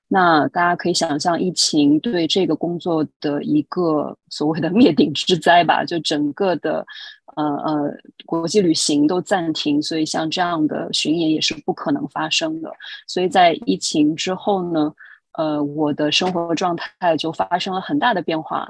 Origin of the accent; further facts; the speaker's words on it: Shanghai, China; moved away as an adult; now in New York, United States; 我来自上海，现在呢是住在纽约